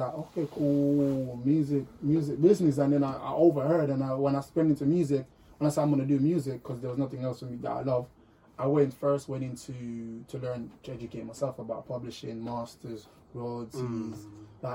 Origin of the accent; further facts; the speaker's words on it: Jamaica; now in United Kingdom; I'm from Jamaica